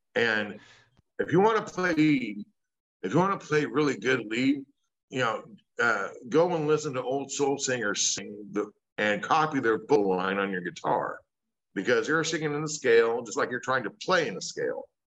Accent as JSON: {"language": "English", "town": "Sullivan", "region": "Indiana", "country": "United States", "tie": "born or raised there", "moved": "yes", "said": "my hometown of Sullivan, Indiana"}